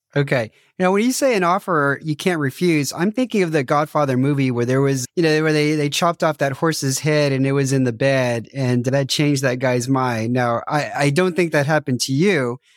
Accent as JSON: {"language": "English", "country": "United States", "moved": "yes", "said": "I'm American, so I didn't grow up watching football"}